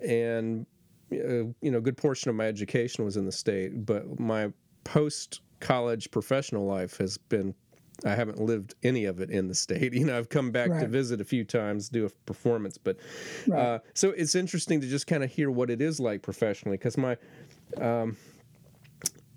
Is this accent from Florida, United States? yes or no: yes; Florida, United States; moved away as an adult; also born or lived in Jacksonville; now in North Carolina, United States; I'm actually a Florida native. I was born in Florida, and I lived there 22 years before I moved to North Carolina